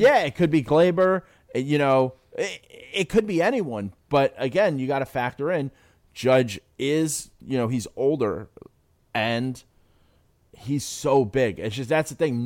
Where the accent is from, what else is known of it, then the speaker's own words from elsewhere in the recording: New York City, New York, United States; moved away as an adult; now in Philadelphia, United States; growing up in the Bronx